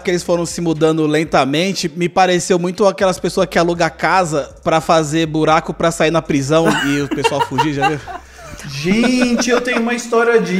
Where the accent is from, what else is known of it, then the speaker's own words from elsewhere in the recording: Avaré, São Paulo, Brazil; as pessoas já sabem que eu sou de Avaré, interior de São Paulo.